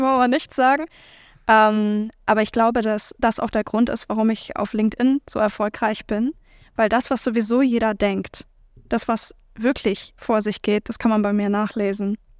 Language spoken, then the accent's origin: German; Hamburg, Germany; Also ich bin halt ähm, in Hamburg-Billstedt groß geworden, in der Nähe von Mömmelmannsberg zur Schule gegangen.